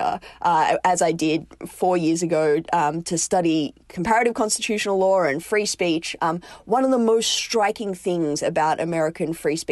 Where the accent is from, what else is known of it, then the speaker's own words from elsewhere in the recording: Australia; moved away as an adult; now in United States; As an Australian